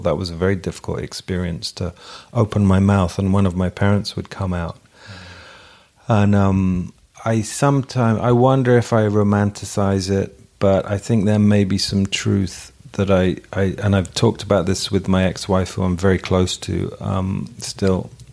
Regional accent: England, United Kingdom; In England we learn the cat sat on the mat

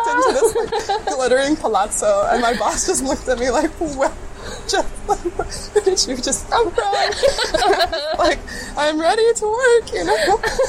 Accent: Houston, Texas, United States; growing up in Houston, we have really amazing art institutions.

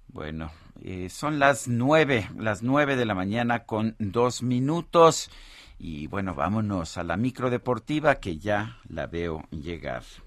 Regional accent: Mexico; nuestro país

